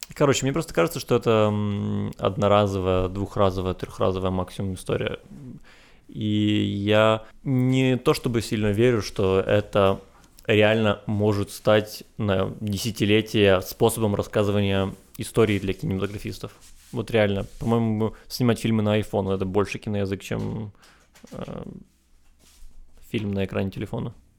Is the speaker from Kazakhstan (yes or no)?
no; Chornomorsk, Odesa Oblast, Ukraine; я из Ильичевска